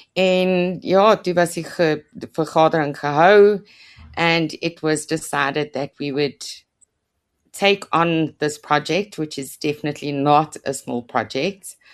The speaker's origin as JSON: {"language": "Afrikaans", "town": "Roodepoort", "region": "Gauteng", "country": "South Africa", "tie": "born or raised there", "moved": "as an adult", "lives_now": "Krugersdorp, South Africa", "said": "ek is oorspronklik van Roodepoort se kant"}